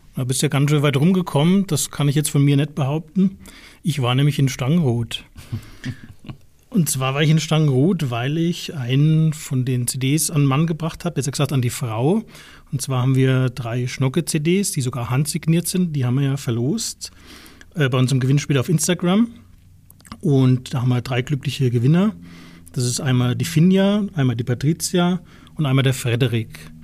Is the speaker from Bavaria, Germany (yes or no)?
yes; Bad Brückenau area / Schondra, Bavaria, Germany; Bei uns so in der Gegend, also im Brückenauer Raum oder rund um Schondra